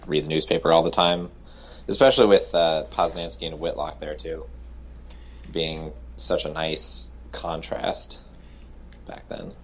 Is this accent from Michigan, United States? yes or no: no; Kansas City, Missouri, United States; born and raised in Kansas City